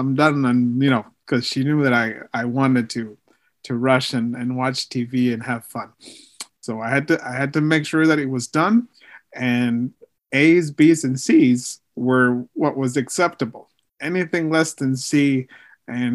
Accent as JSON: {"language": "English", "region": "Maryland", "country": "United States", "tie": "born or raised there", "first_language": "Spanish", "second_language": "English", "said": "I've been in Maryland my whole life"}